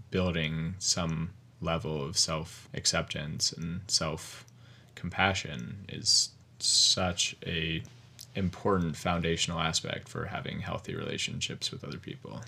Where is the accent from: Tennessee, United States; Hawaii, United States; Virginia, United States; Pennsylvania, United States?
Virginia, United States; Covington; moved away as an adult; also born or lived in Connecticut / Chapel Hill, North Carolina / Bozeman, Montana; I grew up in Covington, Virginia. It's, um, southwestern Virginia on the Appalachian Mountains.